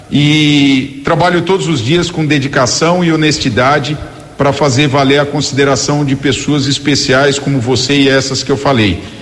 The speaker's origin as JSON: {"language": "Portuguese", "region": "São Paulo", "country": "Brazil", "also_born_or_lived": "Campinas / Americana", "moved": "as an adult", "said": "eu sou paulistano"}